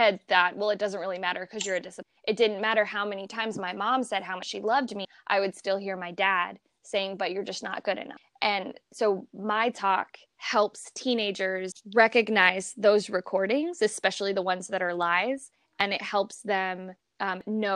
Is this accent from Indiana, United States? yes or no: no; Columbia, Missouri, United States; moved away as an adult; also born or lived in Flint, Michigan; now in Florida, United States; I was born and raised in Missouri